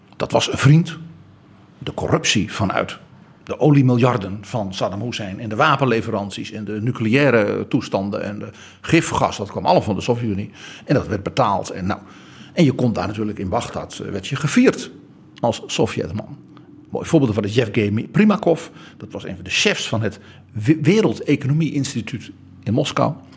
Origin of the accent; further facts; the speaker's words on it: Netherlands; Wij West-Europeanen, wij Hollanders